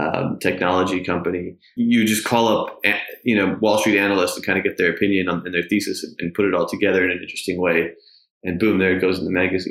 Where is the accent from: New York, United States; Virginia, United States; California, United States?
New York, United States; I grew up in New York